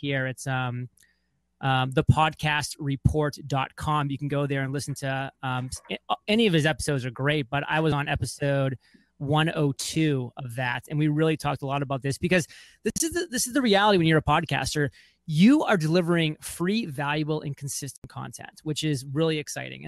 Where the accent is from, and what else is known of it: Lyman, Maine, United States; born or raised there; moved away as an adult